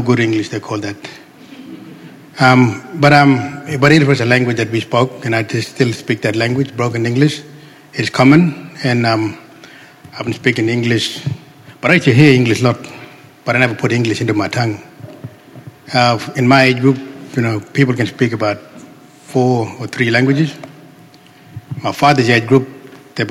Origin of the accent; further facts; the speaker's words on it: Fitzroy Crossing, Western Australia, Australia; English is a second language; now in Broome, Australia; My language, well, I'm from Central Kimberley's, a place called Fitzroy Crossing Valley